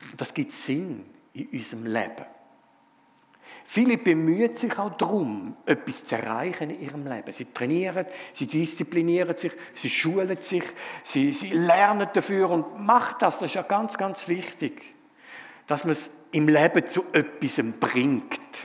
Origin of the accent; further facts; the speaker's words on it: Frauenfeld, Thurgau, Switzerland; accent: Thurgauer Dialekt; moved away as an adult; now in Zofingen, Switzerland; ich bin ein bisschen östlicher aufgewachsen, darum auch ein bisschen der Thurgauer Dialekt. Ich komme aus Frauenfeld ursprünglich